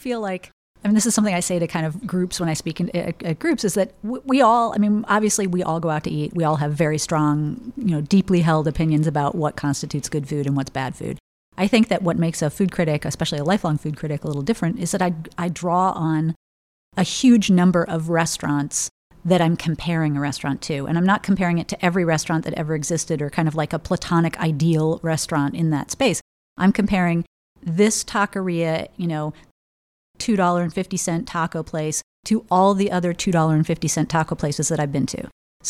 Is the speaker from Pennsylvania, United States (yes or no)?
no; Oak Ridge, Tennessee, United States; also born or lived in Germany / California; I kind of grew up all over the place, a little bit kind of bi-coastally and abroad for quite a bit. My dad was a nuclear physicist, so he did a lot of popping around. So I was in Oak Ridge, Tennessee in kind of middle school, and West Germany and Cali